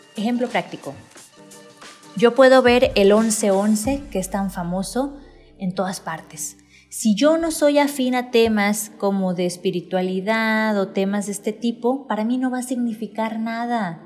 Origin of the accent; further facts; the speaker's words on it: Manzanillo, Colima, Mexico; now in Guadalajara, Mexico; tengo que aprender el léxico de aquí de Guadalajara, yo soy de Manzanillo